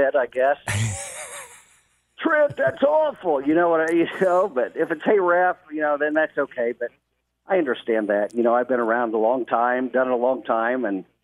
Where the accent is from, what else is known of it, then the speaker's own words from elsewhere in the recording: Lafayette, Indiana, United States; I'm from Lafayette. Went to Lafayette or West Lafayette Harrison High School. Graduated in 1984